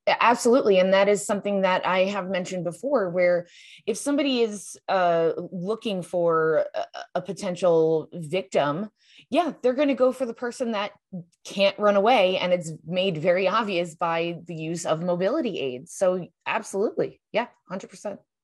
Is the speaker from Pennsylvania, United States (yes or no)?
no; New York, United States; now in Arizona, United States; my home state of New York